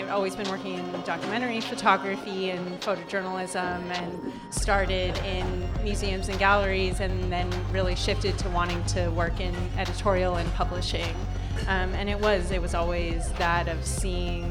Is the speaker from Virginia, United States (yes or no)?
no; California, United States; moved away as an adult; now in New York, United States; am from California and have been in New York over 5 years now